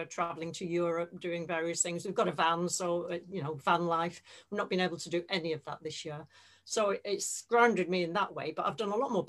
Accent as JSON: {"language": "English", "town": "Bolton", "region": "North West England", "country": "United Kingdom", "also_born_or_lived": "Kingston upon Thames", "moved": "as an adult", "said": "I'm from Bolton, just outside Manchester."}